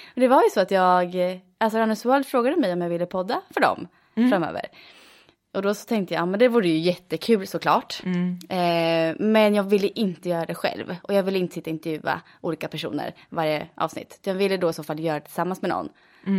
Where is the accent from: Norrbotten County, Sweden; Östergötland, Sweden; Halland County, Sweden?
Östergötland, Sweden; Motala; Jag eh, bor i Motala där jag är född och uppvuxen